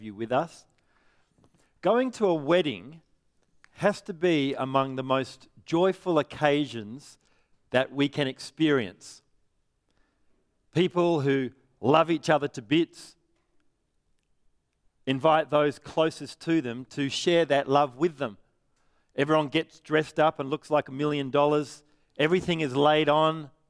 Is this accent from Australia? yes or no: yes; Perth, Western Australia, Australia; I'm from Perth